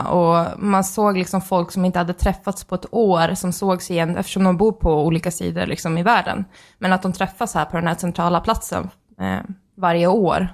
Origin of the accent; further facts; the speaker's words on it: Sweden; vi är från Sverige.